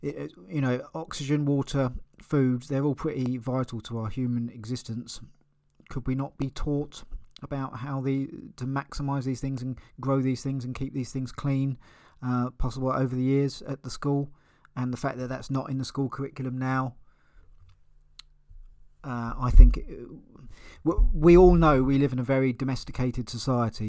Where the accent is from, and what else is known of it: Eastbourne, South East England, United Kingdom; born or raised there